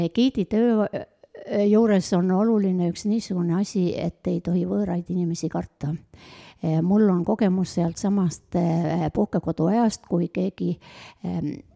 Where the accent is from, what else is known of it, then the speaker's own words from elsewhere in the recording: Otepää, Valga County, Estonia; mina olen üks Otepää vanainimene